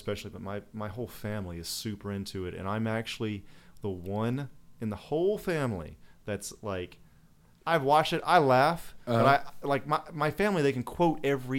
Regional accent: Atlanta, Georgia, United States; now in Los Angeles, United States; I'm originally from Atlanta.

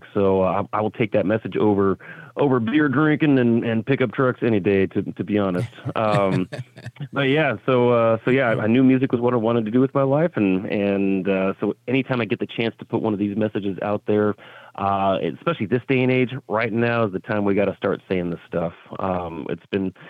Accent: Tucson, Arizona, United States; I grew up in Tucson, Arizona as an Air Force brat.

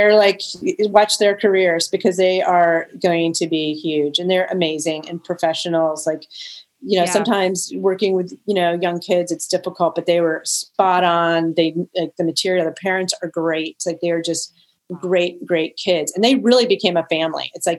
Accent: the South, United States; maybe because I was from the South and too, that it's hot and kind of blinding all the time.

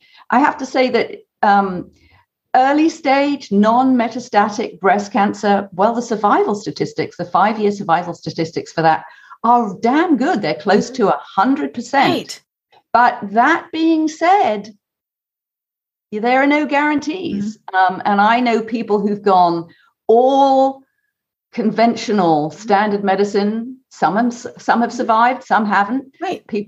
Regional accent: United Kingdom; I'm a Brit.

